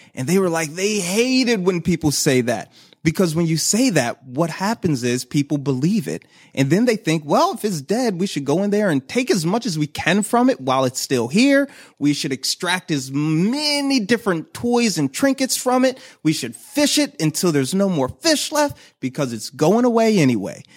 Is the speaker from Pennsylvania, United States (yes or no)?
yes; Philadelphia, Pennsylvania, United States; moved away as an adult; now in Baltimore, United States; I'm from Philly. And so I worked at my home zoo